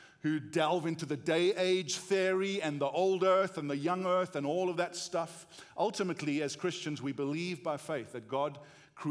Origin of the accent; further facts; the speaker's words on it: South Africa; accent: South African; moved away as an adult; now in United States; we grew up in South Africa